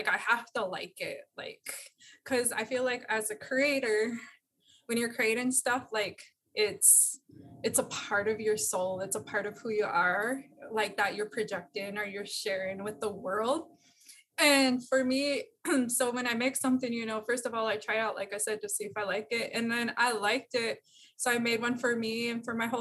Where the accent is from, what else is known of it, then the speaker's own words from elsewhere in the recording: Montana, United States; I'm from Montana